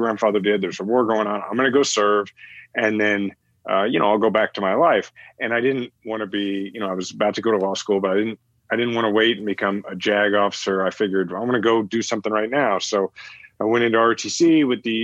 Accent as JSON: {"language": "English", "town": "Kansas City", "country": "United States", "tie": "born or raised there", "said": "I'm from Kansas City"}